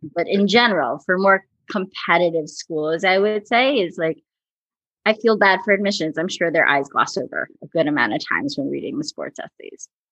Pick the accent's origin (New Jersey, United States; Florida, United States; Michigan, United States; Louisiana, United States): New Jersey, United States; I'm from New Jersey, so we're big on diners